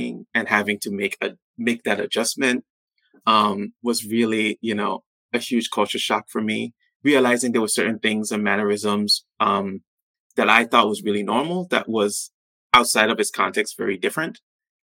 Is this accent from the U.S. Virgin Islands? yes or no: yes; U.S. Virgin Islands; moved away as an adult; also born or lived in Pittsburgh, Pennsylvania; growing up on St. Thomas